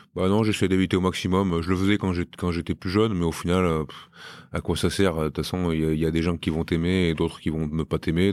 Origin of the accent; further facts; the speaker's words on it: Romans-sur-Isère, Auvergne-Rhône-Alpes, France; moved away as an adult; also born or lived in Brive; now in Bayonne, France; chez moi à Romain